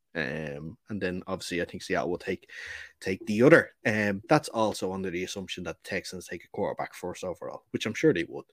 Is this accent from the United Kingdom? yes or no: no; Ireland; we are Irish